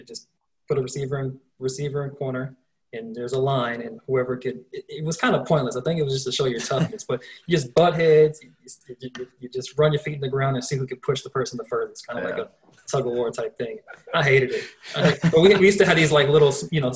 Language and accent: English; Minneapolis, Minnesota, United States; moved away as an adult; also born or lived in Fort Lauderdale, Florida / Los Angeles; now in Madison, United States; I was actually born in Fort Lauderdale, but I was raised in Minneapolis.